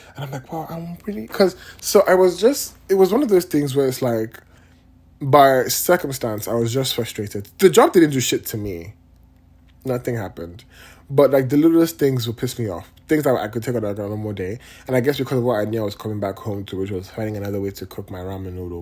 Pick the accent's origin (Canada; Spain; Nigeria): Nigeria; now in United States; I'm Nigerian